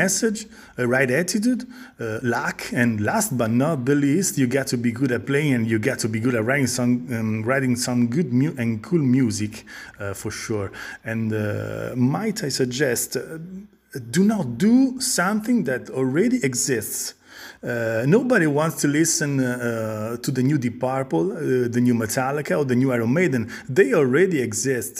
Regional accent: Italy; we are a band from Italy

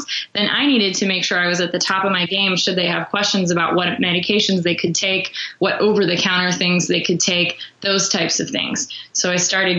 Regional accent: Chicago, Illinois, United States; Growing up in the Chicago area, I knew I wanted to work for Walgreens

